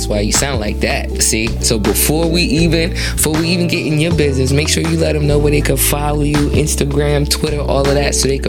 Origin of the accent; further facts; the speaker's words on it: Queens, New York, United States; I'm from Queens, so it gotta sound like that because I'm from Queens.